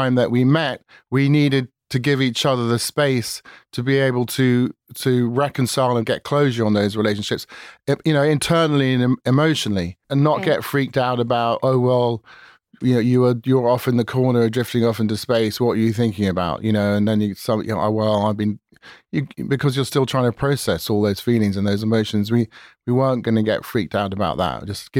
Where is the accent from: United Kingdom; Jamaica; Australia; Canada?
United Kingdom; England; moved away; I was an Englishman